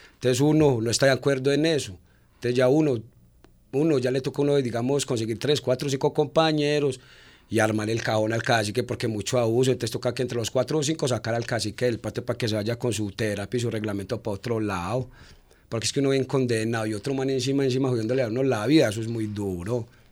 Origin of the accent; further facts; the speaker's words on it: Medellín, Antioquia, Colombia; yo era de aquí en Medellín